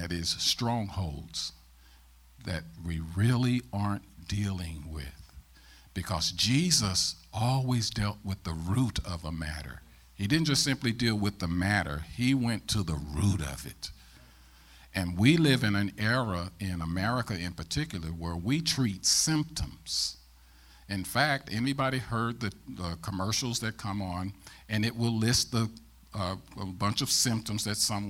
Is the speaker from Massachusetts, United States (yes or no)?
no; St. Louis, Missouri, United States; also born or lived in Ferguson, Missouri; I'm born and raised in St. Louis, Missouri